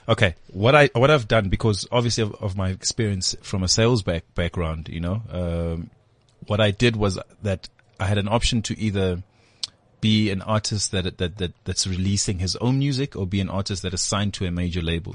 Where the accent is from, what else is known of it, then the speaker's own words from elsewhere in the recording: Durban, KwaZulu-Natal, South Africa; moved away as an adult; now in Johannesburg, South Africa; I grew up in Durban, Guamashu